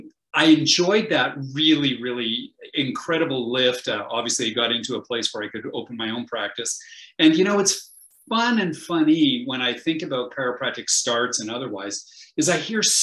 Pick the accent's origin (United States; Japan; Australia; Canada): Canada; I'm a Canadian.